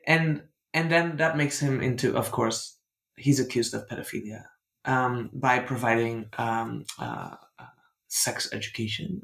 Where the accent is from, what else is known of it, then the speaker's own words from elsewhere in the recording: Netherlands; English is a second language; I'm from the Netherlands. I'm, I grew up in a deeply colonial country